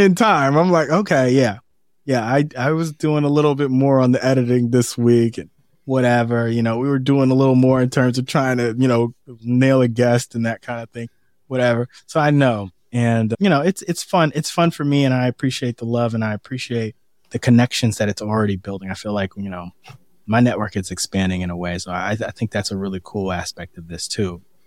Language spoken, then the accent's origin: English; San Francisco, California, United States; also born or lived in Boston; now in Washington, D.C., United States; I'm from San Francisco but spend so much time in Boston